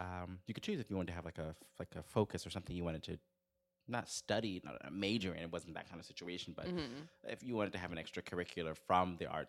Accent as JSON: {"language": "English", "town": "Houston", "region": "Texas", "country": "United States", "said": "I'm originally from Houston, Texas."}